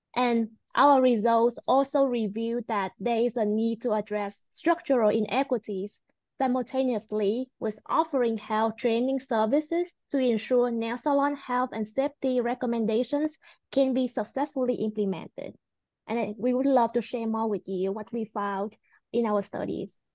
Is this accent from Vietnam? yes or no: yes; Vietnam; now in United States; I was born in Vietnam as well and came to the US nine years ago